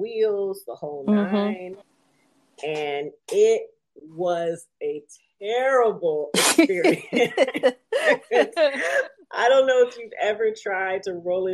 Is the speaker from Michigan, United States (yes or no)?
yes; Detroit, Michigan, United States; now in New York, United States; I'm 36, so I grew up in Detroit in the 90s